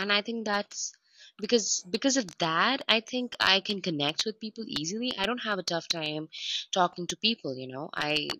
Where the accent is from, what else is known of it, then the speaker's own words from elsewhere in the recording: India; Oh, I grew up in India for sure, but because of my dad's job, we had to travel every 2 years.